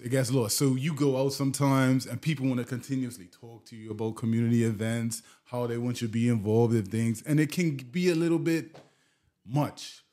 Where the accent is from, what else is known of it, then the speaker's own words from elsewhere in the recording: Bermuda; moved away as an adult; also born or lived in Warwick, Bermuda / Southampton, Bermuda / New Jersey; now in Canada; being born and bred in Bermuda, mm. born there, grew up my entire life, went to school in New Jersey, Came back, always been rooted in Bermuda